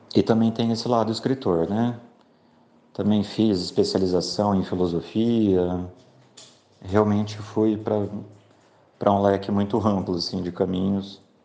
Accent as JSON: {"language": "Portuguese", "town": "São José do Rio Preto", "region": "São Paulo", "country": "Brazil", "moved": "as an adult", "lives_now": "Londrina, Brazil", "said": "eu sou de São José do Rio Preto, em São Paulo, mas moro em Londrina desde 2007"}